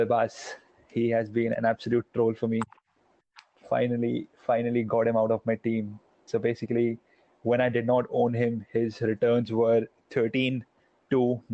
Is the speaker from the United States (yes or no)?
no; India; I am basically from India